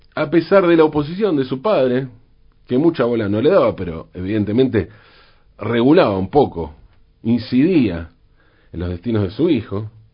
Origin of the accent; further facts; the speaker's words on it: Buenos Aires, Argentina; así somos los porteños